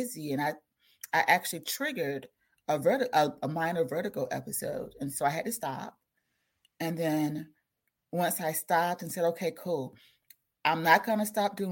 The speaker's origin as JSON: {"language": "English", "region": "South Carolina", "country": "United States", "said": "I'm from South Carolina"}